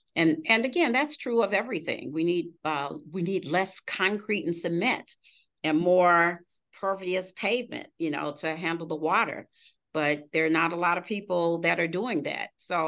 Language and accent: English; Missouri, United States; We're from Missouri. We have to see it to believe it.